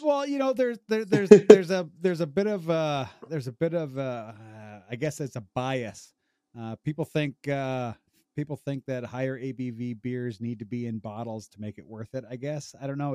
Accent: Rockford, Illinois, United States; I grew up, I grew up in Rockford, Illinois

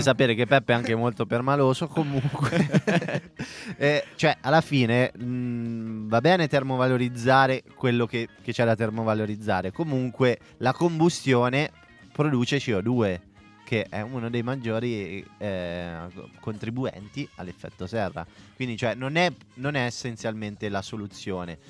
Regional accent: Umbria, Italy; giù da me in Umbria

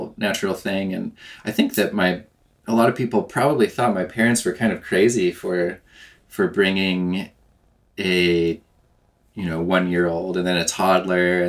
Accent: southern Oregon, United States; I grew up in southern Oregon, close to the Rogue

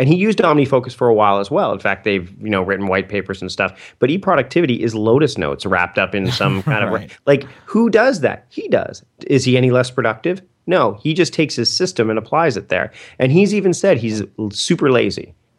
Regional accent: Canada; Oh, I can't use them because I'm Canadian.

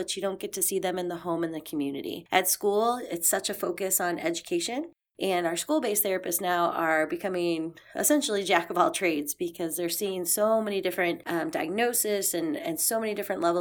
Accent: St. Louis, Missouri, United States; moved away as an adult; also born or lived in Fort Bragg, North Carolina; we decided to move back to my hometown, which is here in St. Louis

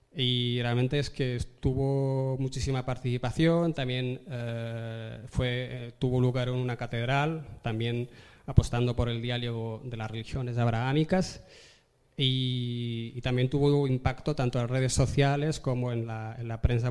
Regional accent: Tetouan, Tanger-Tetouan-Al Hoceima, Morocco; now in Spain; me crié eh, en Marruecos, he vivido toda mi vida en Marruecos y he tenido vecinos que eran judíos viviendo en la misma avenida, en, Tetuán, en el norte de Marruecos

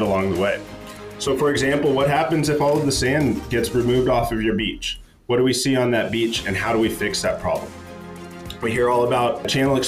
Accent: Corpus Christi, Texas, United States; also born or lived in Oregon; I was born and raised in Corpus Christi, Texas

